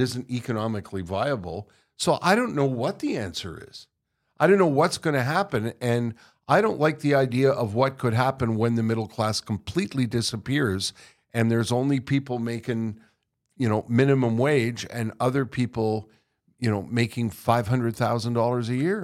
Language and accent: English; Montreal, Quebec, Canada; born or raised there; moved away